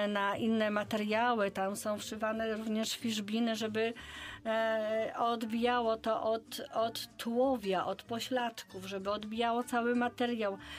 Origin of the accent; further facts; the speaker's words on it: Bydgoszcz, Kuyavian-Pomeranian Voivodeship, Poland; u nas w Bydgoszczy